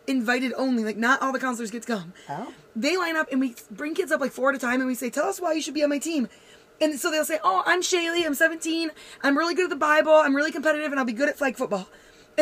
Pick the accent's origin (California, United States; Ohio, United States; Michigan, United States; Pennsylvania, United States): Michigan, United States; Grand Rapids; I grew up in Grand Rapids